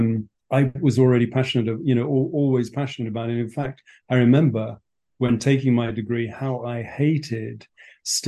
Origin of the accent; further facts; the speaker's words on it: Berkshire, South East England, United Kingdom; moved away as an adult; now in Kenya; I was born and brought up in England on a farm in Berkshire.